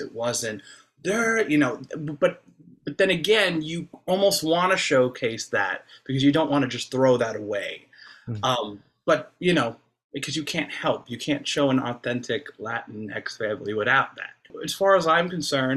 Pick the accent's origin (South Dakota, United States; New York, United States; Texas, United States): New York, United States; Long Island; I grew up in Long Island